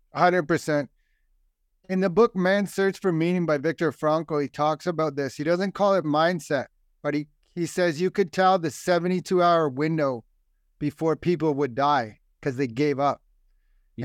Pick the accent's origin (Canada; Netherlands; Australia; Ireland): Ireland; I'm Irish. My parents are Irish. Our whole family